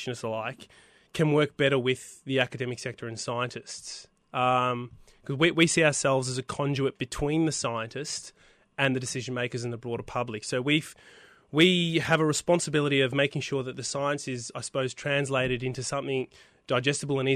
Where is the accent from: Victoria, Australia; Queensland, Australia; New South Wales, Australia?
Victoria, Australia; Melbourne; I'm originally from Melbourne